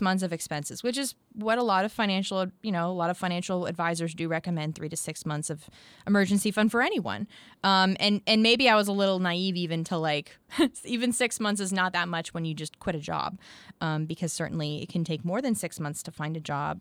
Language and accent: English; near Boston, Massachusetts, United States; moved away as an adult; now in Nashville, United States; grew up near Boston